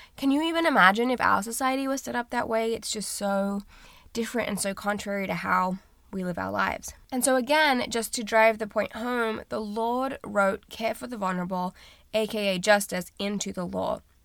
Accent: Australia; moved away as an adult; now in United States; I'm from Australia

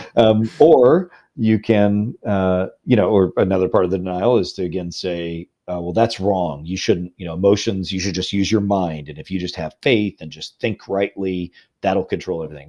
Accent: Illinois, United States; now in Louisville, United States; I'm a Midwesterner. I'm from Illinois originally

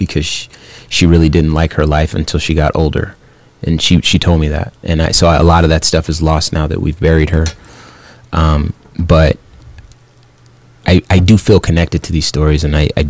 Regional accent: Phoenix, Arizona, United States; growing up in Phoenix, Arizona

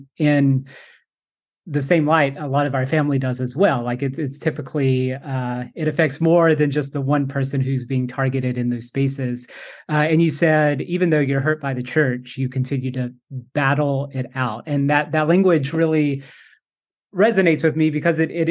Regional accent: Appalachia, United States; now in Winston-Salem, United States; I was a queer kid growing up in Appalachia.

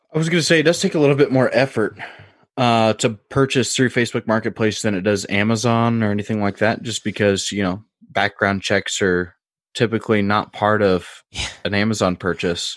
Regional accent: Indiana, United States; moved away; also born or lived in Illinois; growing up in Indiana and then being over in Illinois

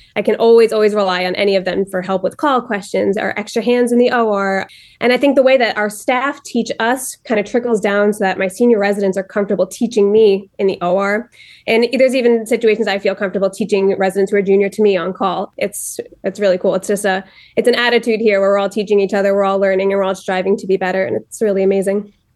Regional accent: New Jersey, United States; moved away as an adult; now in Cleveland, United States; I'm from New Jersey originally

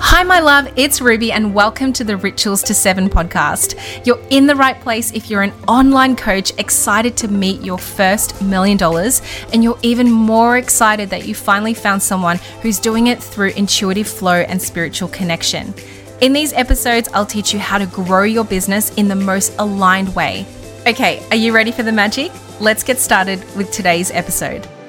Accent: Melbourne, Victoria, Australia; moved away as an adult; I was back in my hometown in Melbourne

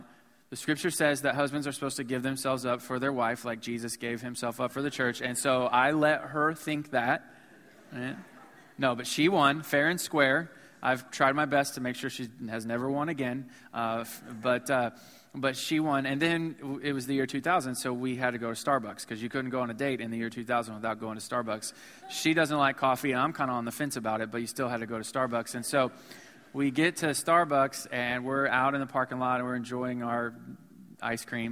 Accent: Missouri, United States; moved away as an adult; now in Houston, United States; I was from Missouri

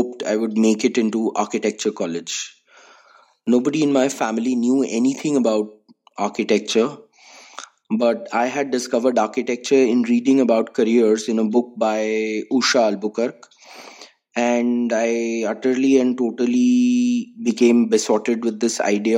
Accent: Delhi, India; I was born in Delhi in 1982 to a Probashi Bengali family. I am as proudly a Bangali as a Dilliwala. I've lived here almost the entirety of my 39 years

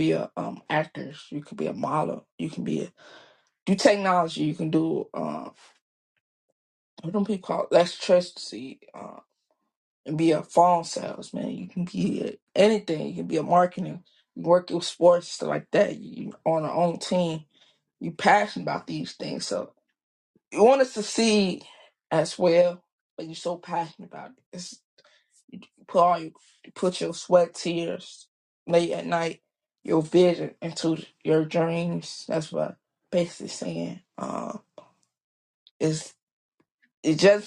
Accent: Chicago, Illinois, United States; I was born and raised in Chicago

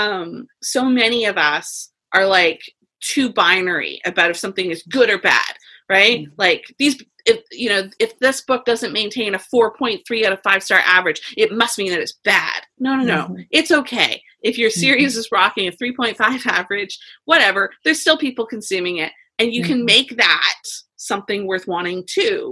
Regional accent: London, Ontario, Canada; I'm from London, Ontario, Canada

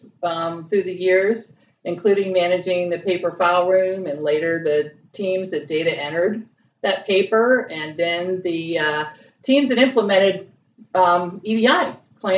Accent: Miami, Florida, United States; moved away as an adult; also born or lived in Tallahassee, Florida; I moved from my hometown of Miami, Florida

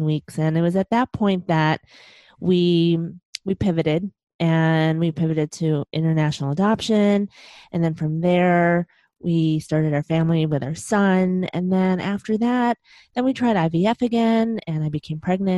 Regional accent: Chicago, Illinois, United States; moved away; I'm originally from Chicago, and that's where my husband

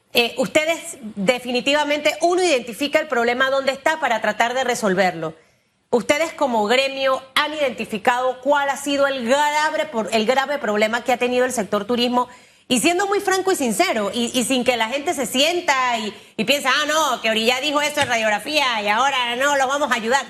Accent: Panama

